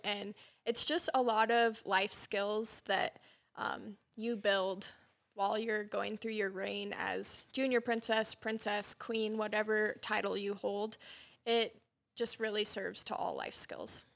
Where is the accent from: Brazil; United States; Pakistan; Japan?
United States; Wyola, Montana; also born or lived in Sheridan, Wyoming; I was fortunate enough to be raised on my family's cattle ranch, actually in Wyola, Montana